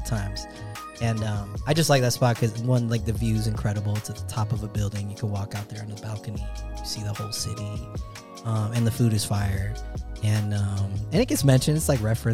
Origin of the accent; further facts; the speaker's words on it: United States; I'm Filipino American.